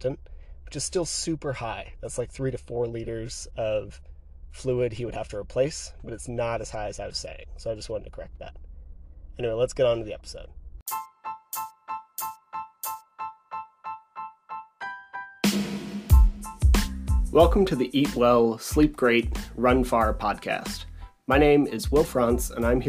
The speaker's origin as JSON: {"language": "English", "region": "Pennsylvania", "country": "United States", "tie": "born or raised there", "also_born_or_lived": "Tucson, Arizona", "moved": "yes", "lives_now": "Utah, United States", "said": "I grew up in Pennsylvania"}